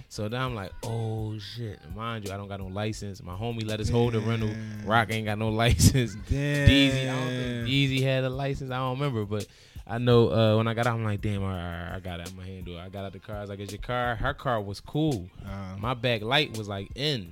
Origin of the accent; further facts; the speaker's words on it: Philadelphia, Pennsylvania, United States; I'm from Philadelphia